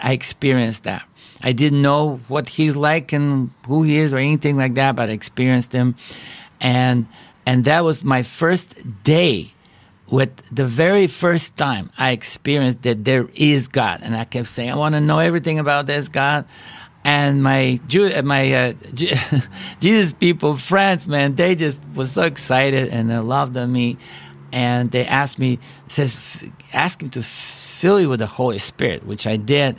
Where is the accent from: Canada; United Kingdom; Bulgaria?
Bulgaria; English is a second language; moved away; as you can tell by my accent, I was not born in a free country. I was born in Bulgaria and that was communist country